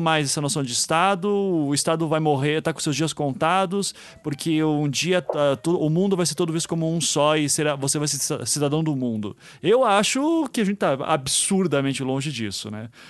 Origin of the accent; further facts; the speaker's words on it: Brazil; nós somos brasileiros